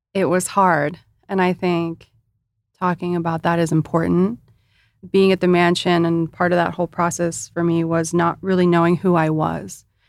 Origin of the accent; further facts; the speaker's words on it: Imperial Beach, California, United States; I started off in Imperial Beach